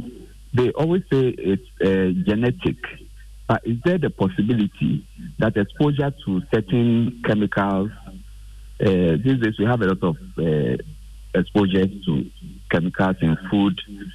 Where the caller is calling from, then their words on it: Tema, Greater Accra, Ghana; I'm calling from Tema.